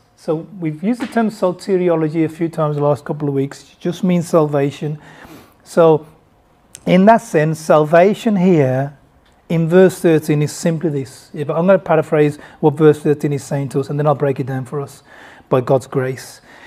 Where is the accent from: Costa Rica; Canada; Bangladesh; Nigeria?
Bangladesh; I was born in Bangladesh